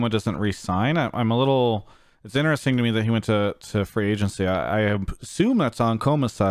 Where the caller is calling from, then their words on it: Washington, District of Columbia, United States; I'm calling from uh, Washington, D.C.